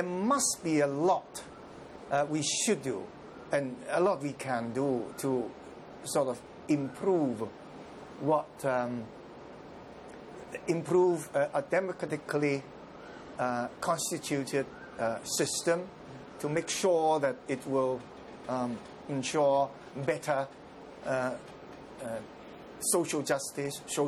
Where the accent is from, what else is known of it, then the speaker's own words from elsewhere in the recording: Hong Kong; also born or lived in Guangzhou, China; I was born in Canton and brought up in Hong Kong